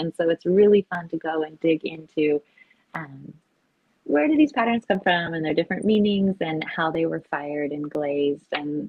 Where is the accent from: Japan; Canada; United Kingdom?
Japan; I think growing up in Japan, you are exposed to this standard of beauty so much that it becomes like somewhat innate in you